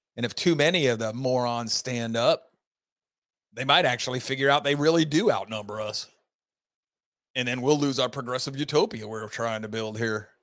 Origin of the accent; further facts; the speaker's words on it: Florida, United States; my home state of Florida